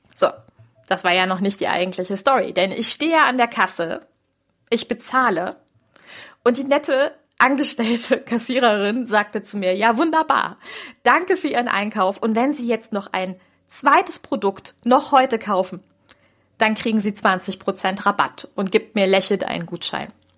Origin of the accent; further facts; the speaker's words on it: Düsseldorf, North Rhine-Westphalia, Germany; moved away; in Düsseldorf, meine Heimatstadt